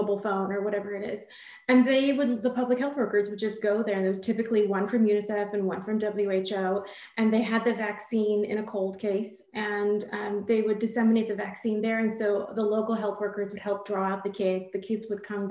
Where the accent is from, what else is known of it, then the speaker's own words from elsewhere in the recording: Southern California, United States; also born or lived in India / London; I grew up in Southern California, but I was born in India